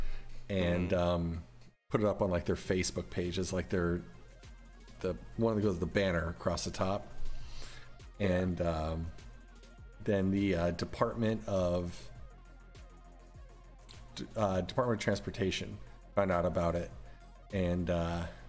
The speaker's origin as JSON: {"language": "English", "town": "Decatur", "region": "Illinois", "country": "United States", "tie": "born or raised there", "said": "my hometown, Decatur, Illinois"}